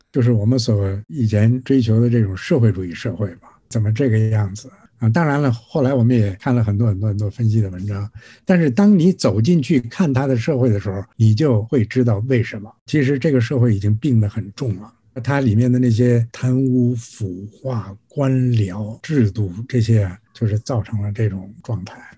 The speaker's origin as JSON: {"language": "Chinese", "country": "Singapore", "said": "我是新加坡的"}